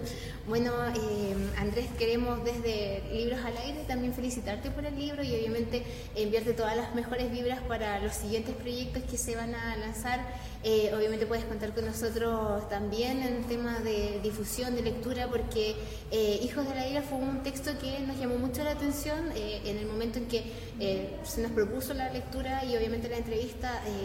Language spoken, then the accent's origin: Spanish; Chile; nosotros como chilenos